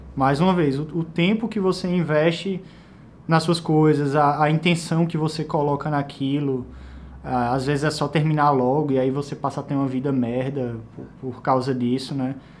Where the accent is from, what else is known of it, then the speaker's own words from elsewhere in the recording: Caruaru, Pernambuco, Brazil; also born or lived in Recife; eu cresci em Caruaru, né? Eu fui estudar em Recife